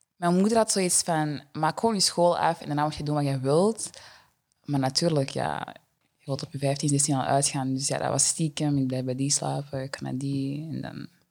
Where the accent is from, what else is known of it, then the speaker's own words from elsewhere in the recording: Deurne, Flanders, Belgium; ik ben er eigenlijk gewoon opgegroeid in Deurne altijd